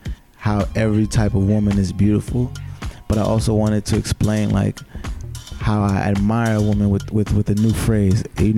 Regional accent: Nigeria; being a Nigerian man and being from a Nigerian household

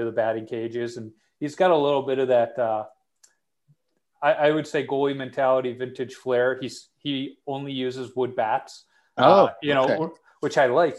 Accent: Chicago, Illinois, United States; I grew up on the South Side

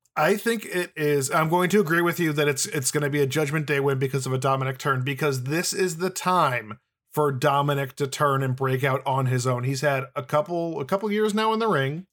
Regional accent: Midwest, United States; I'm from the Midwest

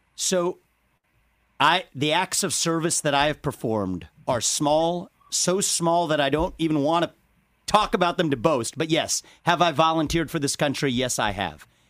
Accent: Cincinnati, Ohio, United States; I was born in Cincinnati, Ohio

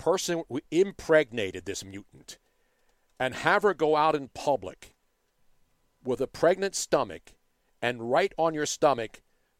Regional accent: Philadelphia, Pennsylvania, United States; That's what bothers me as a Philadelphian.

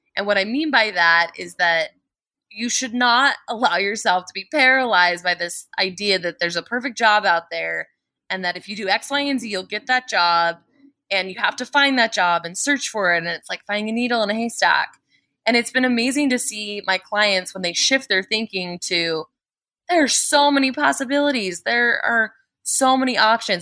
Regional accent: Colorado, United States; I was born and raised in Colorado

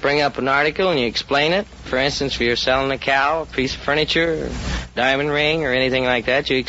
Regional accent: Champaign, Illinois, United States; moved away as an adult; now in California, United States; I'm from Champaign, Illinois.

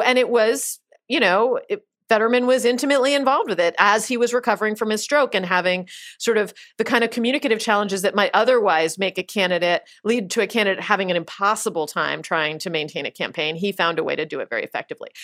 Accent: Pennsylvania, United States; I'm from Pennsylvania

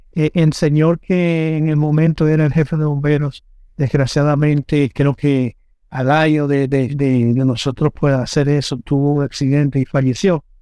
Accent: Dominican Republic; moved away; como yo no estoy en mi, en mi tierra, pero yo tengo una, eh, ¿cómo se dice? Yo tengo propiedades allá

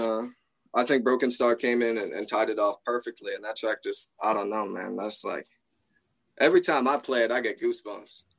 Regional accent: Traverse City, Michigan, United States; I'm from Traverse City, Michigan

